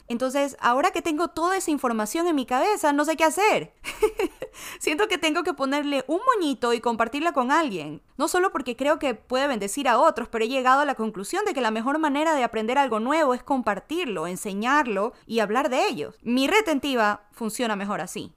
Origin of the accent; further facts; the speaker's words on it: Ecuador; now in United States; Soy ecuatoriana, pero vivo en Estados Unidos porque mi familia decidió hace como unos 17 años atrás buscar el sueño americano